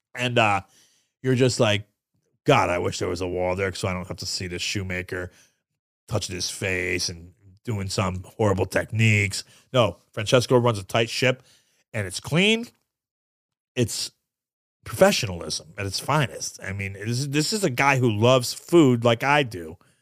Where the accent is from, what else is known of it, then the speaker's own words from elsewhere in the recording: New York, United States; moved away; I'm Sicilian from New York